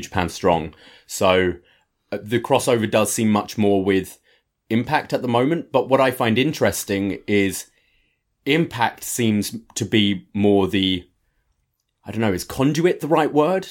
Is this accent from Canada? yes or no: no; United Kingdom; I'm British